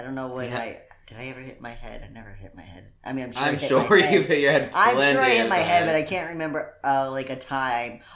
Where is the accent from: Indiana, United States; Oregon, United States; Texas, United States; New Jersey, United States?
Indiana, United States; I'm from Indiana.